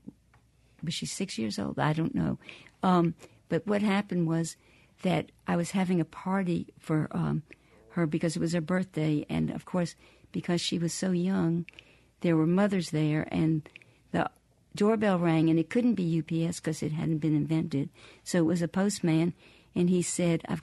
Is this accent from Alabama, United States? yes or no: yes; Birmingham, Alabama, United States; moved away as an adult; now in Vicksburg, United States; I was raised in Birmingham